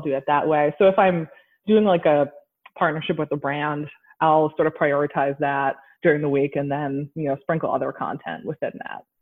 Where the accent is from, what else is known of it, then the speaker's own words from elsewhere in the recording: Rhode Island, United States; I grew up in Rhode Island, which is like the ocean state.